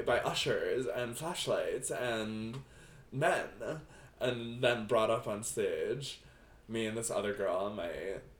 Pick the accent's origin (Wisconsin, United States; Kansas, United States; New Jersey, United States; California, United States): New Jersey, United States; Said I was from Jersey.